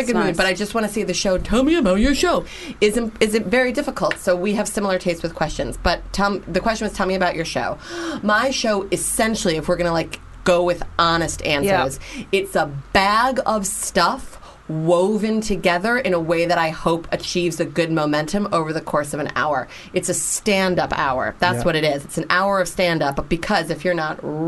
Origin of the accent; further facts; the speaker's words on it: Chicago, Illinois, United States; moved away as an adult; also born or lived in New York; now in United Kingdom; I'm originally from Chicago